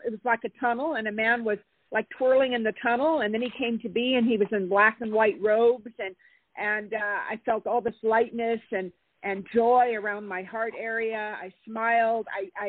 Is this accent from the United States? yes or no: yes; California, United States; I'm from California.